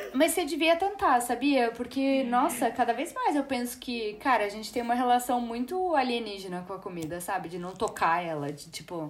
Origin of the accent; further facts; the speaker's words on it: Brazil; como brasileiro